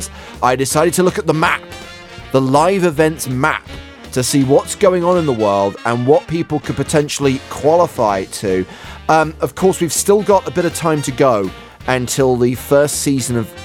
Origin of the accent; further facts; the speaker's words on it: England, United Kingdom; I'm very happy being English